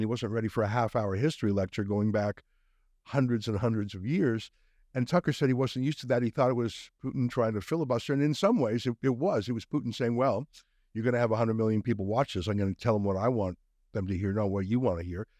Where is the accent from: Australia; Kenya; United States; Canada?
Canada; Being a Canadian